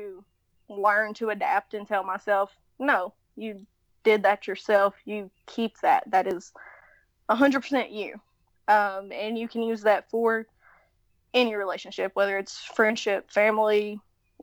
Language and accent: English; Tennessee, United States; accent: Southern; We're from Tennessee.